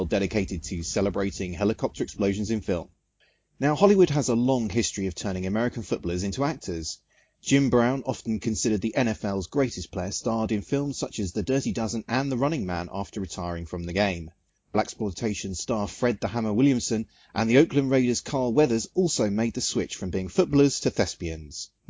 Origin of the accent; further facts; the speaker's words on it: United Kingdom; obviously I'm British